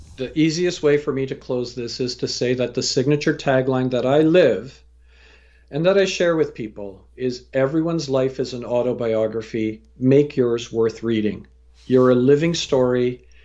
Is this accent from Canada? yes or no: yes; Canada; also born or lived in England / Fiji (parents) / India (grandparents); I was born in England, raised in Canada